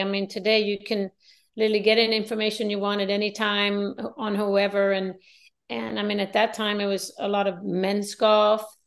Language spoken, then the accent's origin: English; Sweden; I live in a small town. I'm from Sweden.